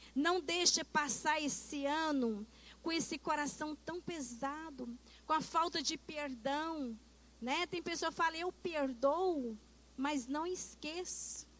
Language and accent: Portuguese; Brazil